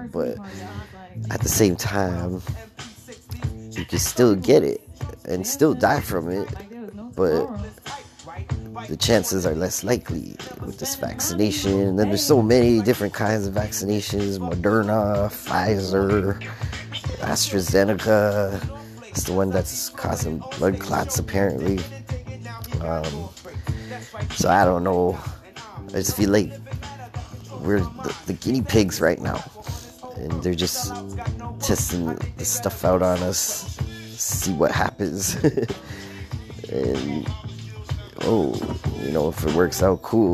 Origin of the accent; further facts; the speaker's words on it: Toronto, Ontario, Canada; being born and raised in Toronto